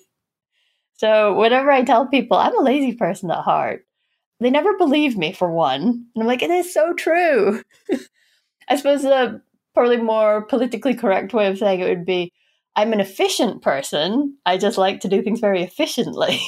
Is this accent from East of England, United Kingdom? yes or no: no; Aberdeen, Scotland, United Kingdom; I was born in Aberdeen, and Aberdeen was very oil and gas focused.